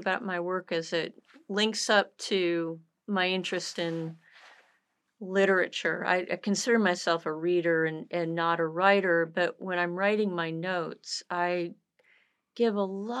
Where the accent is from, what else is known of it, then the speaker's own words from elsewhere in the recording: North Carolina, United States; also born or lived in Toledo, Ohio / Southern California / Michigan; North Carolina, by way of Toledo, Ohio, Southern California, and back in Michigan, but a North Carolinian since 1978.